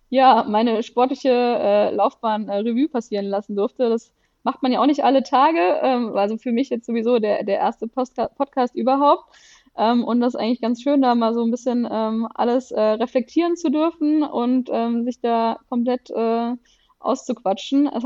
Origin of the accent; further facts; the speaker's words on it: Konstanz, Baden-Württemberg, Germany; moved away as an adult; now in Düsseldorf, Germany; wir kommen beide aus Konstanz und sind quasi fürs Studium dann nach Düsseldorf ähm, gezogen